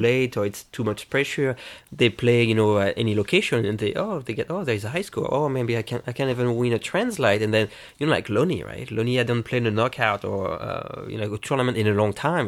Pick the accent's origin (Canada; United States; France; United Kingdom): France; moved away; I played pinball mostly growing up in France